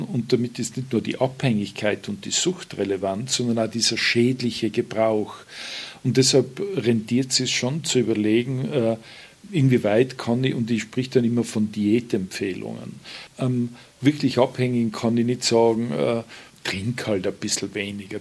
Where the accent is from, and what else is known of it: Tyrol, Austria